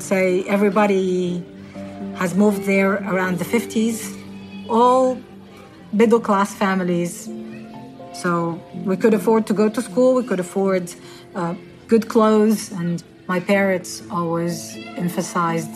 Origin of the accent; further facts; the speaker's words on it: Tunis, Tunis Governorate, Tunisia; I grew up in Tunis, the capital, in this place called Bardo